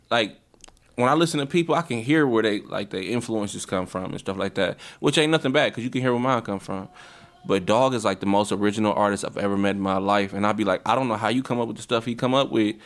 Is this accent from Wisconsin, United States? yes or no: yes; Milwaukee, Wisconsin, United States; I'm an artist from Milwaukee, Wisconsin